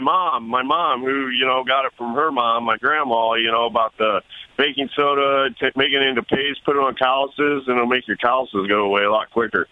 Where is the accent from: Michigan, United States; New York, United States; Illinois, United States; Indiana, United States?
Indiana, United States; We're from Indiana